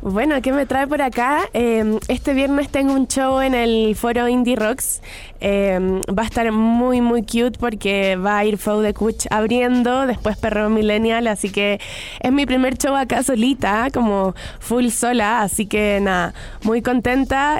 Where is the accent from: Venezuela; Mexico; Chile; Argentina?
Chile; soy de Chile